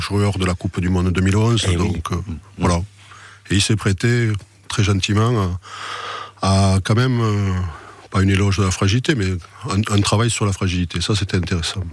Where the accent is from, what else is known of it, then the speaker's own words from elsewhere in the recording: Toulouse, Occitania, France; moi je suis né à Toulouse